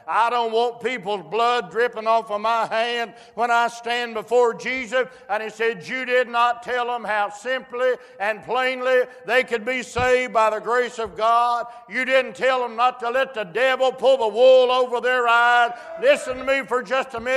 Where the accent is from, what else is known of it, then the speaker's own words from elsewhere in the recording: West Virginia, United States; I was born in West Virginia and I love it